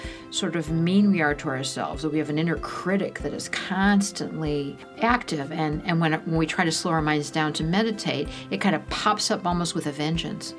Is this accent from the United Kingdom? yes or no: no; Cleveland, Ohio, United States; I grew up in Cleveland, working class background